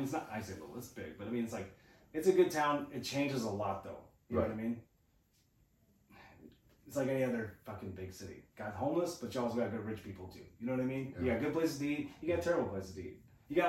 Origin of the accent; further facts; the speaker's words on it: Olympia, Washington, United States; Olympia, Washington, where I'm from.